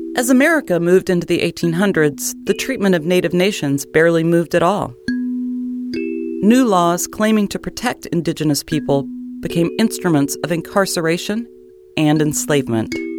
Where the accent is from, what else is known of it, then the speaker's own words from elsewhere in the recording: New Mexico, United States; When I was growing up in New Mexico